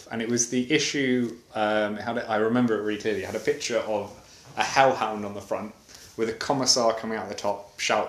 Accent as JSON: {"language": "English", "region": "England", "country": "United Kingdom", "moved": "yes", "lives_now": "Sweden", "said": "I'm English, Roman is Russian, but we both live in Sweden."}